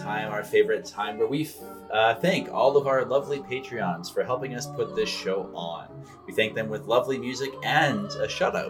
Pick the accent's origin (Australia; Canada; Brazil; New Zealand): Canada; I'm only a Canadian